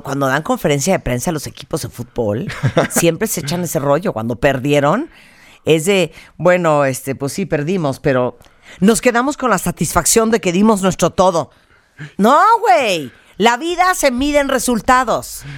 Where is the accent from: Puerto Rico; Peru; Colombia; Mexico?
Mexico